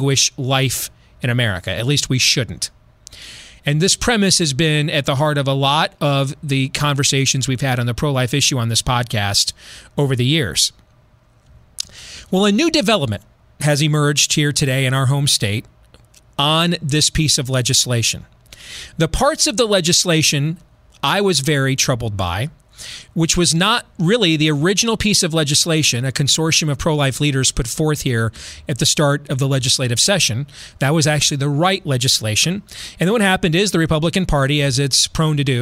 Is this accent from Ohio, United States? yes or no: no; Iowa, United States; here in my home state of Iowa